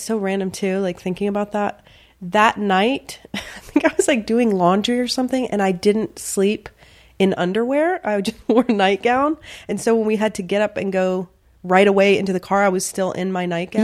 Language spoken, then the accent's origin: English; Virginia, United States; also born or lived in the South; I grew up in the South and Virginia predominantly